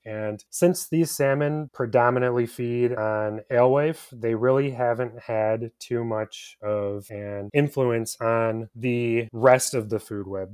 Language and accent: English; Michigan, United States; I have been a Michigander for my entire life. I've never lived outside of the state of Michigan